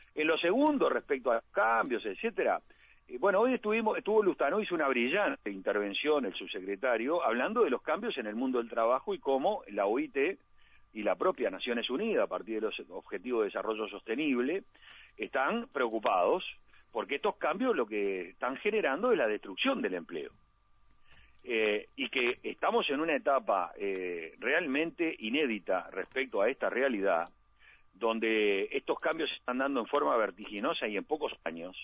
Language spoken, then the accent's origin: Spanish; Montevideo, Uruguay; nací en la Aguada